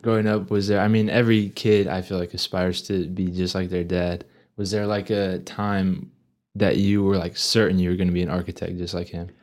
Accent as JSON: {"language": "English", "town": "Amarillo", "region": "Texas", "country": "United States", "tie": "born or raised there", "said": "growing up in Amarillo"}